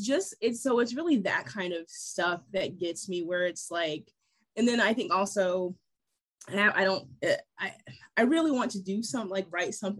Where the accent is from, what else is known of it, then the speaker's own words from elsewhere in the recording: Ohio, United States; moved away; I'm originally from Ohio